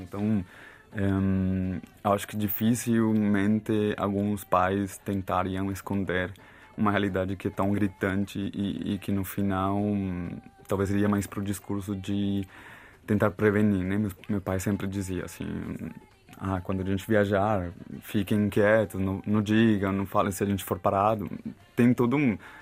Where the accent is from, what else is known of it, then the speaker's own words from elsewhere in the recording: Bogotá, Colombia; Portuguese is a second language; moved away as an adult; also born or lived in Florencia, Caquetá, Colombia / Brazil; now in Portugal; eu não nasci em Bogotá, mas eu cresci em Bogotá também